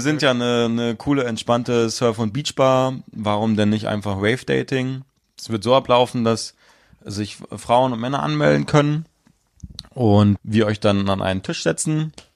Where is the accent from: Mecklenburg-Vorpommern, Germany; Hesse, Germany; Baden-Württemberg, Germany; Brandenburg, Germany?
Mecklenburg-Vorpommern, Germany; moved away; Ich komme gebürtig aus Mecklenburg-Vorpommern